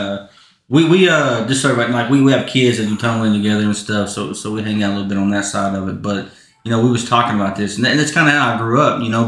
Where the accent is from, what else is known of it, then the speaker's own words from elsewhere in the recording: Southeast Oklahoma, United States; also born or lived in Geary, Oklahoma; I'm from Southeast Oklahoma